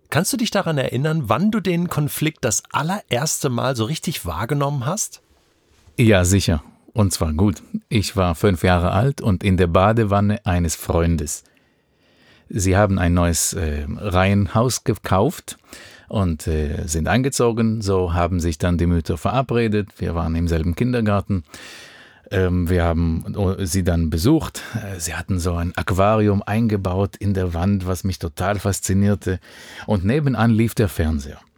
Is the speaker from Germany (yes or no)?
no; Israel; Wenn du in Israel geboren und aufgewachsen bist, das ist bei mir 1982 der Fall gew